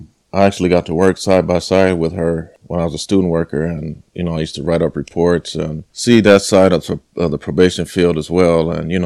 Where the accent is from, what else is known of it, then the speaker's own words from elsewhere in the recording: Los Angeles, California, United States; I've come from, I'm from South Central LA, and a lot of my friends, you know, we weren't supposed to make it past 18. I'm 43 years old